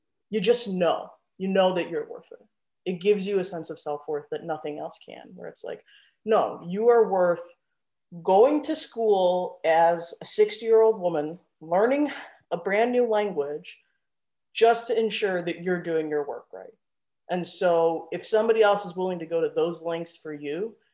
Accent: Chicago, Illinois, United States; moved away as an adult; also born or lived in Tucson, Arizona / Washington, District of Columbia, United States; now in Bay Area, United States; I'm in Chicago.

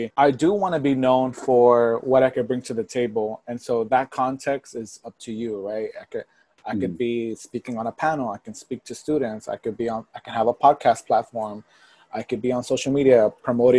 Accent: Port Arthur, Texas, United States; moved away as an adult; also born or lived in Miami; now in Los Angeles, United States; I was raised in Port Arthur, which is right outside of Houston

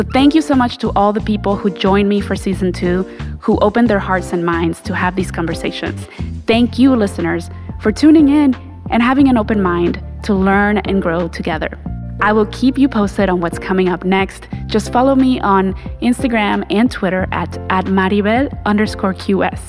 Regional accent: Mexico; now in United States; the longer I live here in the United States, the more disconnected I feel from Mexico

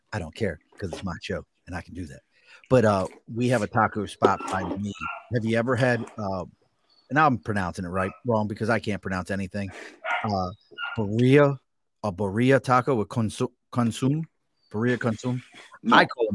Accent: Baltimore, Maryland, United States; moved away; where I grew up at in Baltimore

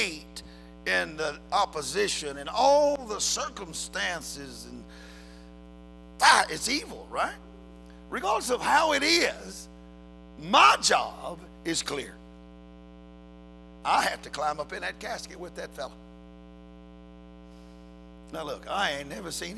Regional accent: United States; I'm an American

